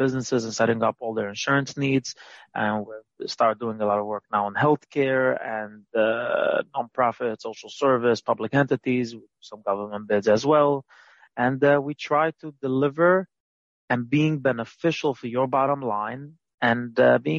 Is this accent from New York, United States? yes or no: yes; New York City, New York, United States; I grew up in Brooklyn, Williamsburg, Brooklyn